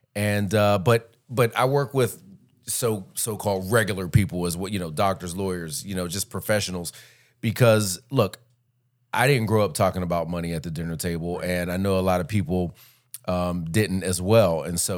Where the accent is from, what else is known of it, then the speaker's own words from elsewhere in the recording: Pittsburgh, Pennsylvania, United States; I'm actually originally from Pittsburgh.